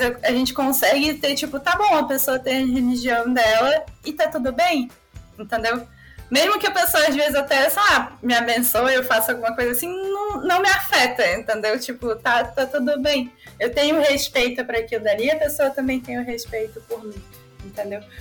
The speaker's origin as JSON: {"language": "Portuguese", "region": "Rio de Janeiro", "country": "Brazil", "said": "eu sou da Zona Norte"}